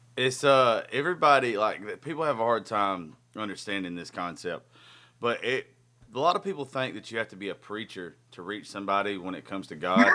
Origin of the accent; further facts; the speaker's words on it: Georgia, United States; we're both from Georgia.